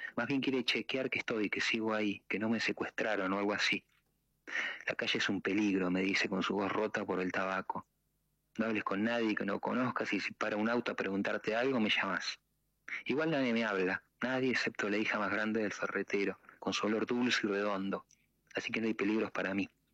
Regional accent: Tandil, Buenos Aires Province, Argentina; yo de Tandil, y en Tandil ustedes saben que hay un lago, ¿no? Entonces, eh, lago artificial. Entonces, como de muy pibe, siempre iba, nadaba

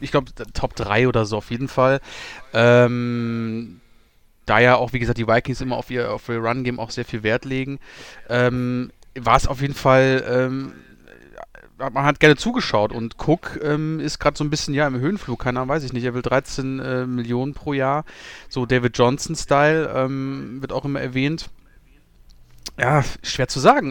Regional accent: Germany; wir als Deutsche

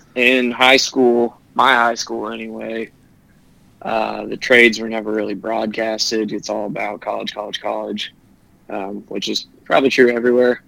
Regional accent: Cincinnati, Ohio, United States; also born or lived in Indianapolis, Indiana; I'm from Cincinnati well, technically, I was born in Indianapolis, moved here when I was seven

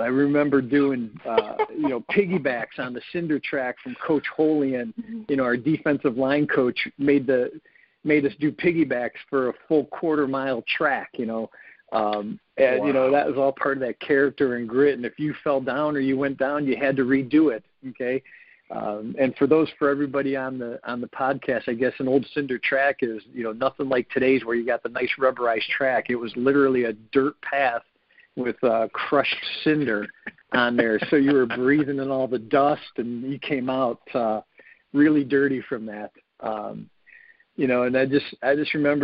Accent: Lakewood, Ohio, United States; I grew up in Lakewood, a couple miles from the house

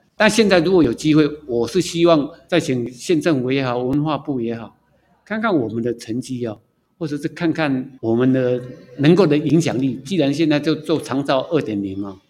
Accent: Taipei, Taiwan; moved away as an adult; now in Hualien, Taiwan; 我是台北人，工作在花莲

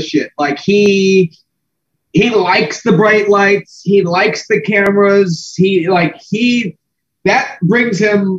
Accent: United States; I'm American.

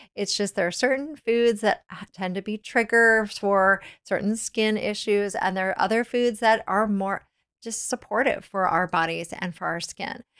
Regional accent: Virginia, United States; I grew up in Virginia

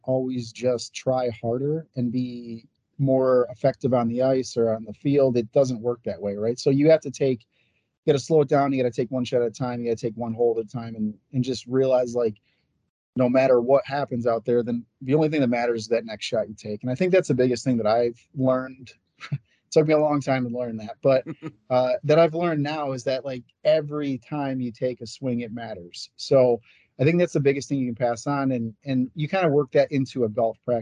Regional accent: Lansing, Michigan, United States; moved away as an adult; also born or lived in Norwich, Vermont; now in Northfield, United States; I'm from Lansing

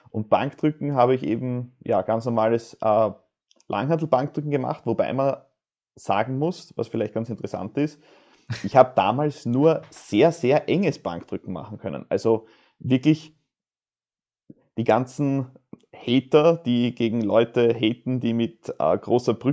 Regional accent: Austria

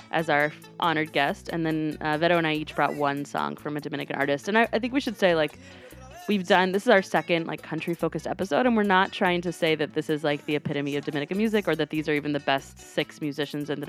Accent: Cuba; I'm Cuban

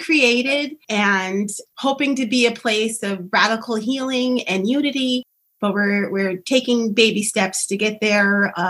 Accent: Middletown, United States; I grew up in Middletown, and now I'm a resident again.

